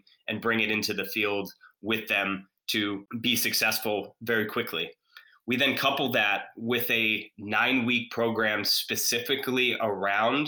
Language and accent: English; Atlanta, Georgia, United States; now in Charlotte, United States; Grew up, born and raised in Atlanta, but proud to call Charlotte home now